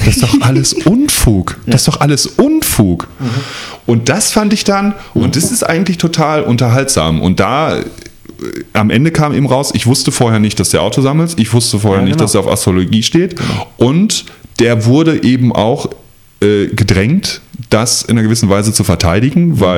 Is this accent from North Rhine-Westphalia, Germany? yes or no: yes; North Rhine-Westphalia, Germany; ich komme ja aus der Nähe vom Ruhrpott. Ich komme nicht aus dem Ruhrpott